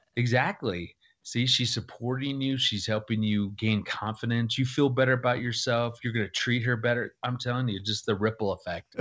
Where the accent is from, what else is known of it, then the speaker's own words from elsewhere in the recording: Phoenix, Arizona, United States; moved away as an adult; also born or lived in Missouri / Arkansas; I grew up in Phoenix